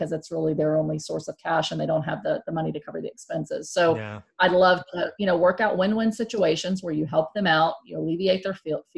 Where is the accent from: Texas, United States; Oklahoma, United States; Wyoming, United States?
Texas, United States; Houston; I grew up in Houston